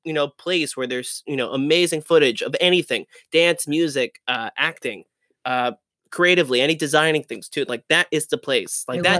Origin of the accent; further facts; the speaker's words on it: New Jersey, United States; I'm from Jersey. I'm from New Jersey.